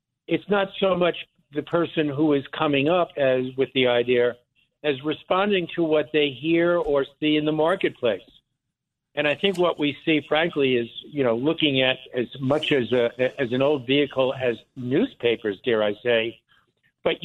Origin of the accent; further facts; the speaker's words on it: Lawrence, New York, United States; also born or lived in Philadelphia; now in New York, United States; originally I grew up on Long Island, on the south shore of Long Island, in what I think was then and still called the Five Towns, Lawrence, Long Island, and kind of grew up there